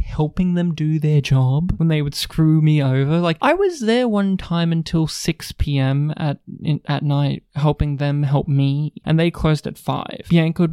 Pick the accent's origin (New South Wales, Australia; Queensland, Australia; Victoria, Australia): New South Wales, Australia; moved away; my home state in New South Wales